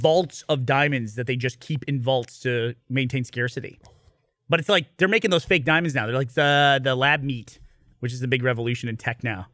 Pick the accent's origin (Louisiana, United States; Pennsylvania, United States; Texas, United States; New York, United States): New York, United States; upstate; now in Austin, United States; when I was growing up in New England in upstate New York